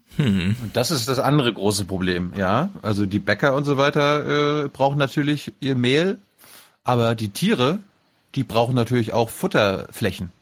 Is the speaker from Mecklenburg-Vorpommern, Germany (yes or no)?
yes; Mecklenburg-Vorpommern, Germany; now in Berlin, Germany; nach MacPom, zu meiner Heimat